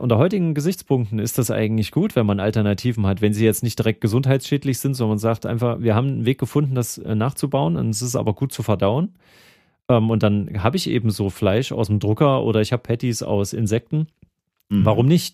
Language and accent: German; Thuringia, Germany; ich komme aus Thüringen